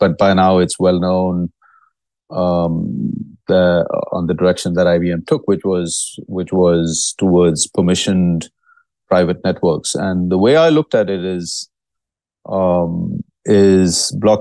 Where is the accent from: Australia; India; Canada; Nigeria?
India; now in Dallas, United States; I'm originally from India.